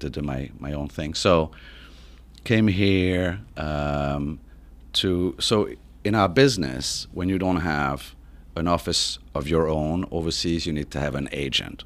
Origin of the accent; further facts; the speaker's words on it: Paris, Île-de-France, France; accent: French; English is a second language; moved away as an adult; I was born and raised in, in Paris